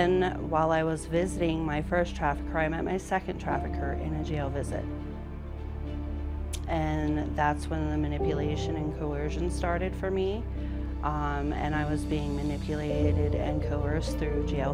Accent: Fort Collins, Colorado, United States; moved away as an adult; also born or lived in Loveland, Colorado / Alaska; I am from Fort Collins, Colorado. I was born in Loveland.

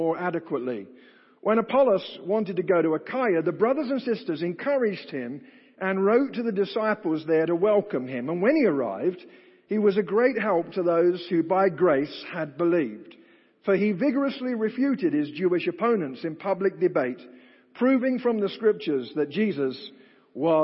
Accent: United Kingdom; accent: British; my British accent

